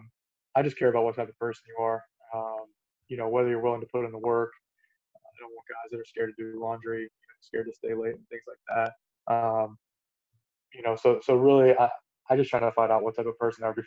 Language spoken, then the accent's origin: English; Suncoast, Florida, United States; it was in my hometown